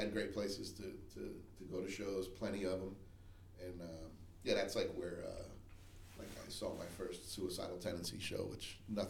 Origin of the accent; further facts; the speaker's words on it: New York, United States; also born or lived in New Jersey / Miami; Originally from New York, New Jersey, and I moved here from Miami.